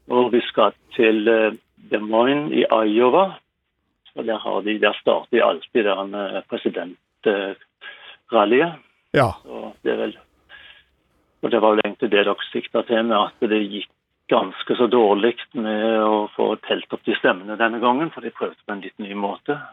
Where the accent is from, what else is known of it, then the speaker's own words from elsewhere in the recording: Tau, Rogaland, Norway; now in Sandefjord, Norway; Jeg er oppvokst en spasertur fra den tunnelen du hadde på i forgårs